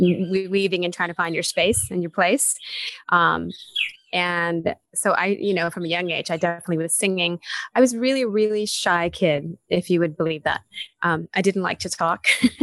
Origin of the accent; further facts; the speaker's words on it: Texas, United States; Born and raised in Texas.